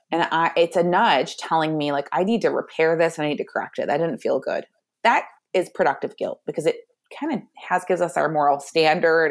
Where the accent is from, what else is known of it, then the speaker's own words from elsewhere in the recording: Michigan, United States; I am from Michigan